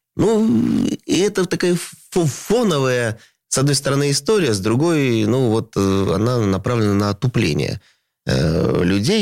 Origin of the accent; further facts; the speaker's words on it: Saint Petersburg, Russia; moved away as an adult; это мой родной город